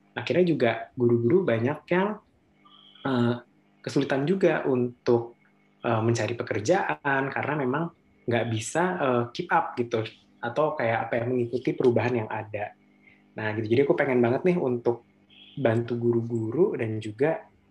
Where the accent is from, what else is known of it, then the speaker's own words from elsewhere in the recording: Bogor, West Java, Indonesia; asalnya dari Bogor dan memang sekarang juga uh, tinggal di Bogor